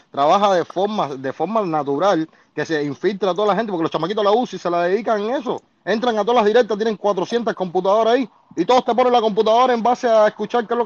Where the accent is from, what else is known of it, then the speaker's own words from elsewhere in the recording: Cuba; forma parte de, lo que, de lo que vivimos como cubanos